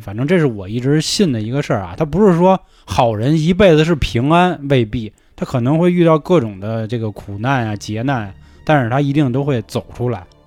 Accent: Niujie, Beijing, China; 咱俩小时候在牛街上学，然后还上回中

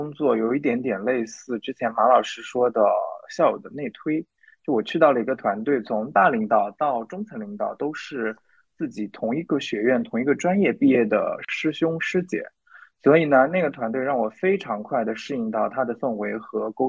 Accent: China; 那其实作为一个中国人，我看到了这样一个嗯商业策略背后的这些思考，我其实觉得非常的不开心的。

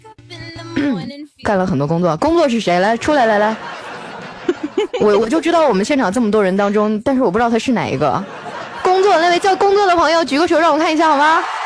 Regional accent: Northeast China, China; 俺们东北

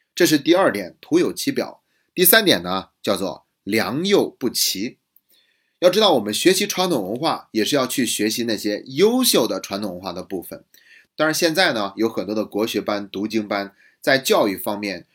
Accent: China; 我们中国人

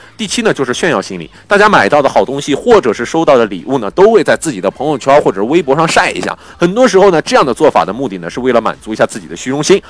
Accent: China; 我们中国人的一大特点

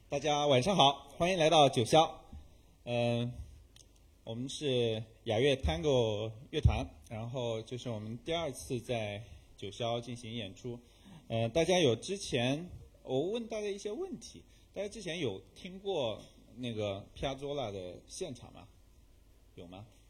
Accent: China; 我们中国人

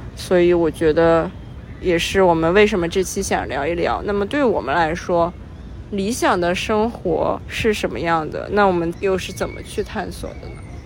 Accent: Qingdao, Shandong, China; 因为我出生在青岛，海边的城市。

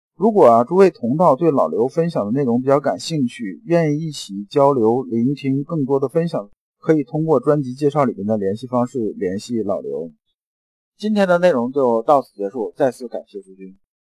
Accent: China; 我们中国人呐，这种入世啊

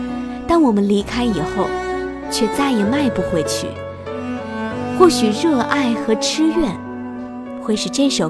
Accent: China; 在我们中国人的传统观念当中，

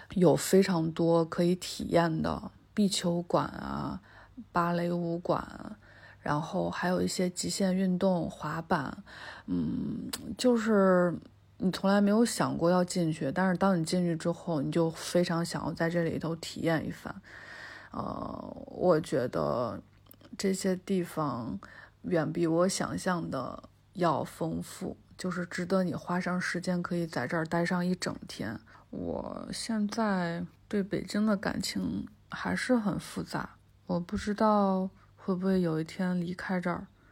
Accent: Anhui, China; moved away as an adult; now in Beijing, China; 今年算是我生活在北京的第十一年。嗯，我是安徽人，从小在安徽长大

